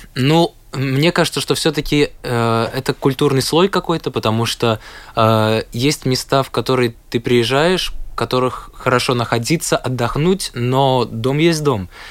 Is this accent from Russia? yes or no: no; Latvia; я из Латвии